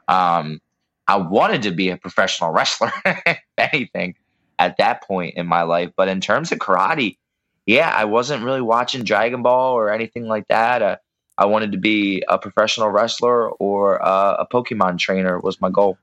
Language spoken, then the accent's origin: English; Pennsylvania, United States; now in New Jersey, United States; I live in Pennsylvania. Well, I grew up in Pennsylvania. I live in New Jersey